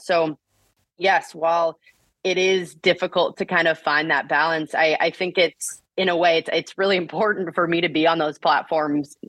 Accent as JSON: {"language": "English", "town": "Bloomington", "region": "Indiana", "country": "United States", "tie": "born or raised there", "said": "I grew up in Bloomington, Indiana."}